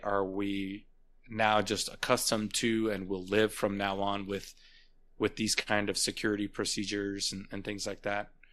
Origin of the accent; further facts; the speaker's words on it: United States; as an American